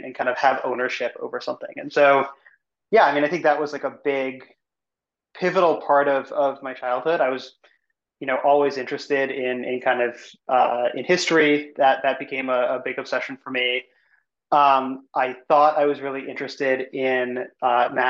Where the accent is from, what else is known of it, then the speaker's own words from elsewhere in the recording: Evanston, Illinois, United States; I grew up in Chicago, suburb outside of Chicago called Evanston